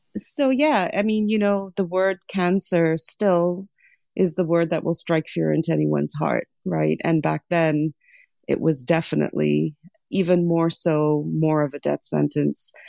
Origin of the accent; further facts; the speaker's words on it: Lesotho; also born or lived in Sri Lanka; now in United States; I was actually born in Sri Lanka, but I grew up in Lesotho.